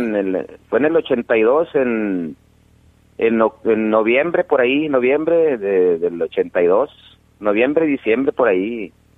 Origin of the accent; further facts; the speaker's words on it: Monterrey, Nuevo León, Mexico; Yo soy de Monterrey